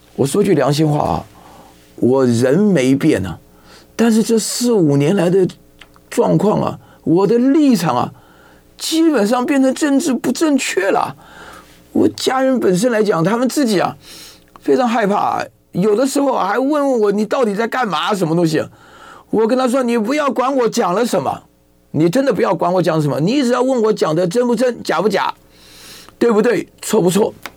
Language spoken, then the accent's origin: Chinese; Taipei, Taiwan; 我这个身在台湾，长在台湾，以后呢，可能也会葬在这里啊